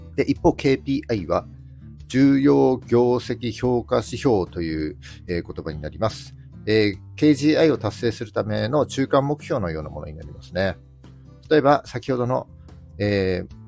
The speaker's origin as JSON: {"language": "Japanese", "region": "Miyagi", "country": "Japan", "tie": "born or raised there", "said": "地元宮城も結構盛り上がっておりまして"}